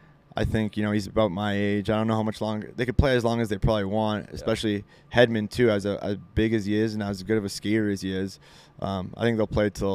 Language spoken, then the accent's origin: English; Montreal, Quebec, Canada; I grew up in Montreal